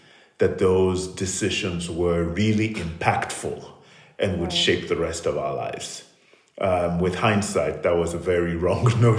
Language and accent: English; Sierra Leone; moved away; I grew up in Sierra Leone, and went to secondary school there to the Prince of Wales School